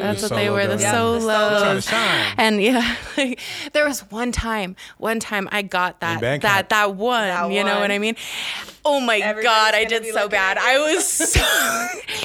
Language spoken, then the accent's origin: English; Colorado, United States; also born or lived in California; I was born in California, but I came out here as a young, young girl. So I was raised around this Colorado culture